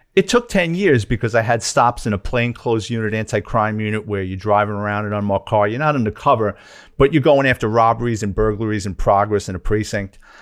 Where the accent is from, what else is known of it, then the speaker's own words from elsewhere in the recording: New York City, New York, United States; I'm a Bronx kid, born and raised in New York City. Grew up in a lower middle class family in the Throg's Neck section of the Bronx